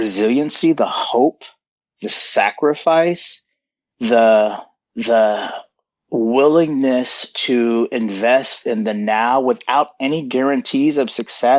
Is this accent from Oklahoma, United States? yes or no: yes; Tulsa, Oklahoma, United States; born or raised there; also born or lived in Korea; now in Seattle, United States